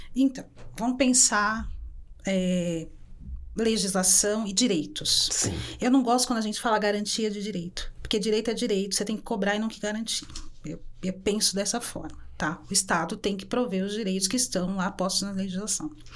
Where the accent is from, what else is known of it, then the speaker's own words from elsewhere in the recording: São Paulo, Brazil; Eu sou uma mulher preta que nasci na Vila Brasilândia, periferia